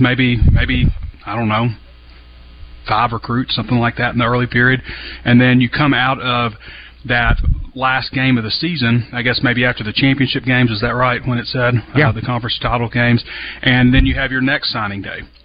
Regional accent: Central Arkansas, United States; I'm from Central Arkansas and have a lot of great memories there.

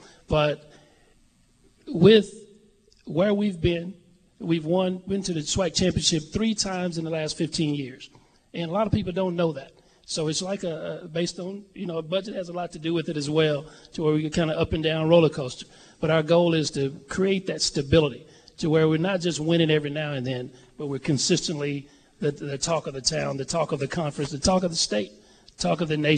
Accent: Mobile, Alabama, United States; moved away as an adult; I'm from Mobile

